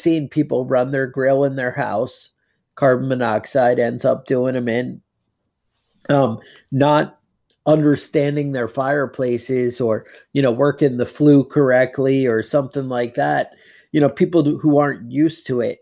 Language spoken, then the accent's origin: English; Northeast, United States; growing up in the Northeast